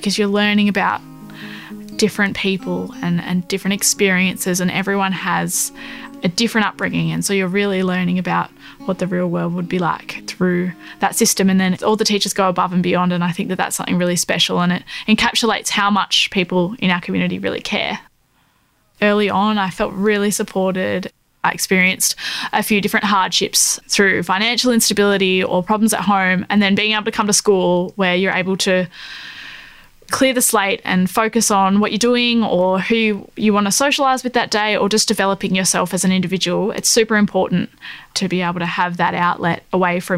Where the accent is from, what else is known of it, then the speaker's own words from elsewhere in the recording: Wynyard, Tasmania, Australia; moved away as an adult; now in Melbourne, Australia; I am from the northwest coast of Tasmania. I grew up in Wynyard, a very small, tight-knit community